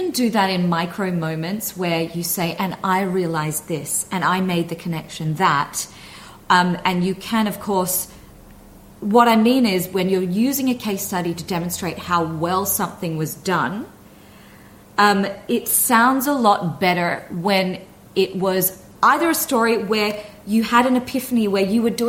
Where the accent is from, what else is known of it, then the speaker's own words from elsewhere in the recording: Australia; accent: Australian; So I might thicken my Aussie accent when I arrive in Australia to see my family, not intentionally, it just happens.